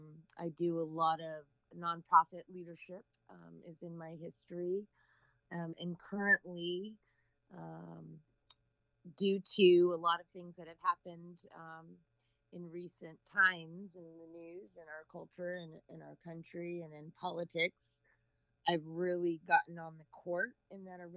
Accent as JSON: {"language": "English", "region": "California", "country": "United States", "tie": "born or raised there", "said": "I'm from Northern California, born and raised. I've traveled all over the world being an Air Force brat and then again as a Marine."}